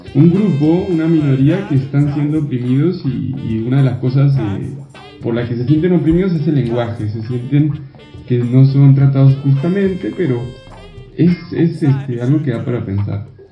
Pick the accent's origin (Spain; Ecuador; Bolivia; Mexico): Mexico; moved away; yo soy mexicano, todos lo saben acá